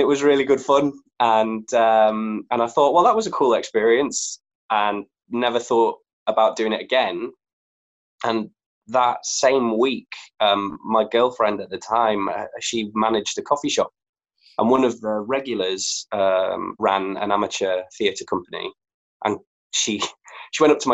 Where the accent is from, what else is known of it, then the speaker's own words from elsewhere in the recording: Leeds, Yorkshire and the Humber, United Kingdom; moved away as an adult; also born or lived in Bath; I'm from Leeds, if you can't tell by the accent